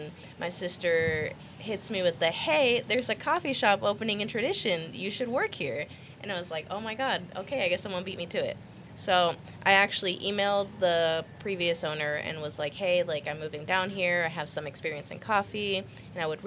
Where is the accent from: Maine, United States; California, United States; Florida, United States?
Florida, United States; Fort Pierce / Port St. Lucie; also born or lived in Texas; And then we lived in Fort Pierce for a while, and then Port St. Lucie